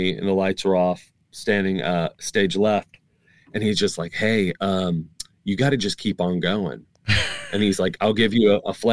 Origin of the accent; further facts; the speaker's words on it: Northern Kentucky, United States; I was born and raised in Northern Kentucky